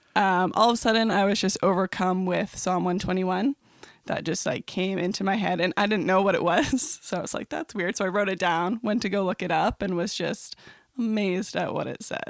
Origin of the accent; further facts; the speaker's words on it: Trenton, Ontario, Canada; moved away as an adult; now in St. Catharines, Canada; I grew up in Trenton, so it's about two hours east of Toronto